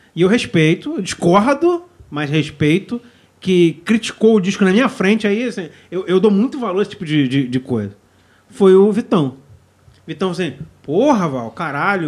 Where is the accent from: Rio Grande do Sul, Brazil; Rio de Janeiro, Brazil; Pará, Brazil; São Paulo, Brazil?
Rio de Janeiro, Brazil; a gente é carioca